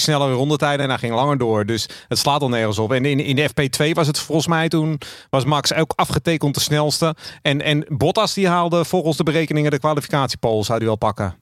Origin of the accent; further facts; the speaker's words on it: Amsterdam, North Holland, Netherlands; now in Zaanstreek, Netherlands; En ik kom uit Amsterdam en ik woon in de Zaanstreek.